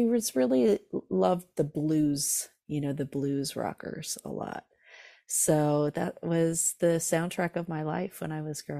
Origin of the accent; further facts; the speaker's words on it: California, United States; Yeah. So I grew up in Southern California in Orange County, and music was all around me